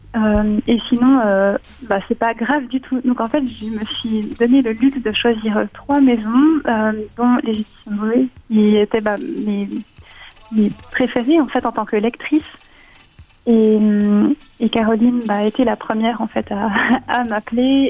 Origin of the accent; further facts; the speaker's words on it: Switzerland; en tant que Suissesse